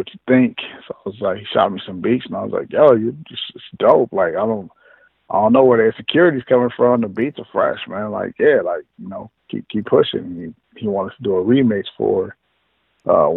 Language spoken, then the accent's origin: English; Long Beach, California, United States; also born or lived in Los Angeles; And then I moved to Cali. I moved to L.A. I'm originally from Long Beach